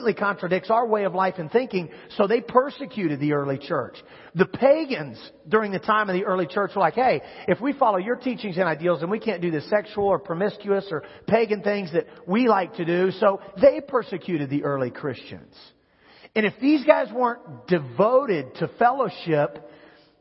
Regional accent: Kansas, United States; moved away; I grew up in Kansas

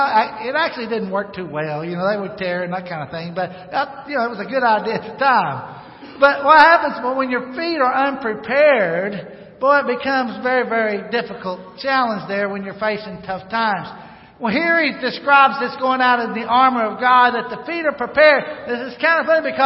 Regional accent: North Arkansas, United States; I grew up in North Arkansas.

